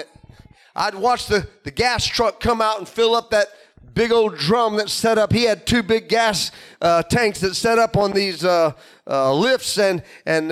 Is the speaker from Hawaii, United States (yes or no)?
no; Illinois, United States; Growing up in Illinois